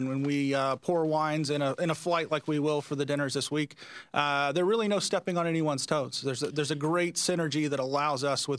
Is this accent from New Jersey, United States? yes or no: no; Hilton Head Island, South Carolina, United States; moved away as an adult; now in Napa Valley, United States; I originally grew up in Hilton Head Island in South Carolina.